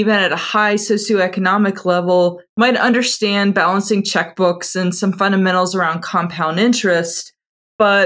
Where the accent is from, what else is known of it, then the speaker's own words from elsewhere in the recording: Atlanta, Georgia, United States; also born or lived in Houston; I'm originally from Atlanta and still live here